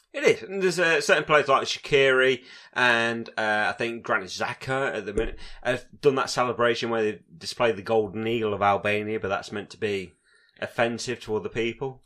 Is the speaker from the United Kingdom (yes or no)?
yes; England, United Kingdom; I'll class myself as an arrogant English person